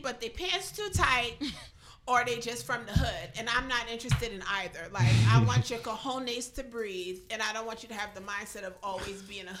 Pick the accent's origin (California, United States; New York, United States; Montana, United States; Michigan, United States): New York, United States; New York City; now in Charleston, United States; Girl, I'm from the Bronx, New York.